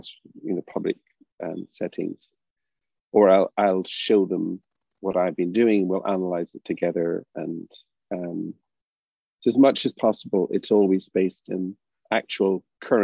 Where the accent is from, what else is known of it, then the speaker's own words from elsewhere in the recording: Derry, Northern Ireland, United Kingdom; moved away; also born or lived in Bristol, England / United States; I grew up in Derry